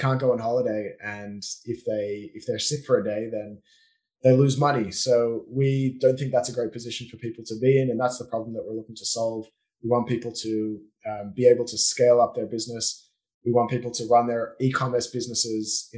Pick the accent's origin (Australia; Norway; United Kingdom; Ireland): Australia; moved away as an adult; now in Israel; I grew up in Australia until I was 19, born and bred, and that's my accent, and moved to Israel when I was 19